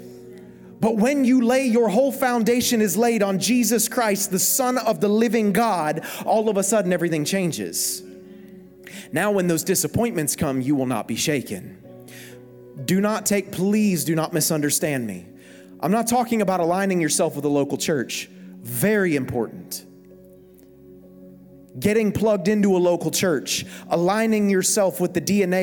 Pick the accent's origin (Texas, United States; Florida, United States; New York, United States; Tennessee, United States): Florida, United States; South; I'm from South Florida, America, so my Greek isn't very good